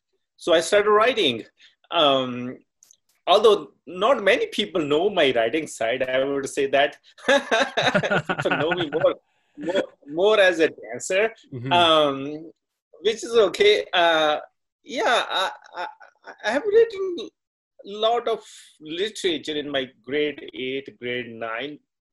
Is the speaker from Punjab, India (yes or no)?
yes; Punjab, India; first language Punjabi; English is a second language; moved away as an adult; now in Canada; my native language, which is Punjabi.